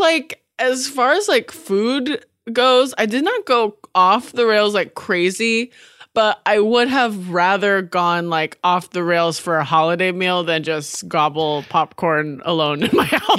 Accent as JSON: {"language": "English", "region": "Washington", "country": "United States", "moved": "yes", "lives_now": "Los Angeles, United States", "said": "I'm from Washington State"}